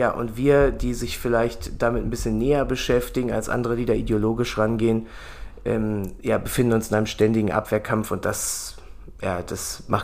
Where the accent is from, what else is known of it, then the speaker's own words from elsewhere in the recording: Germany; Wir beschweren uns immer als Deutsche darüber, dass wir eine, dass wir Rahmenbedingungen haben